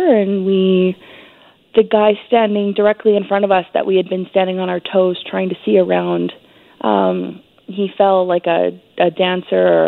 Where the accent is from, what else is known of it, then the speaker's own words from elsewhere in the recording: Canada; As a Canadian